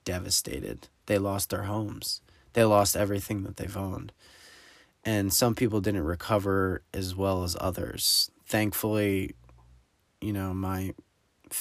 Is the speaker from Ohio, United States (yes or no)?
no; New Jersey, United States; I'm from New Jersey